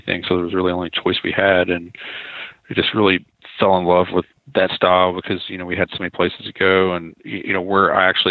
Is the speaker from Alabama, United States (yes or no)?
no; Arkansas Delta, United States; I was born in Arkansas in the Mississippi River bottoms in the Delta. Grew up, you know, real rural town there, not far from Memphis, Tennessee.